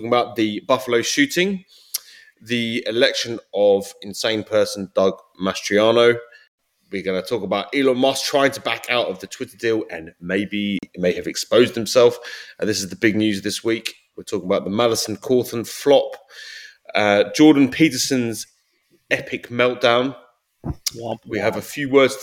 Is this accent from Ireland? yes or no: no; United Kingdom; now in United States; as a Brit